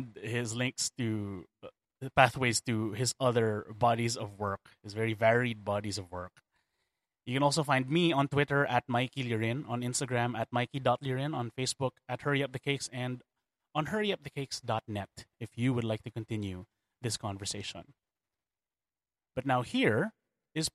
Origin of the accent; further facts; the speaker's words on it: Philippines; I am a Filipino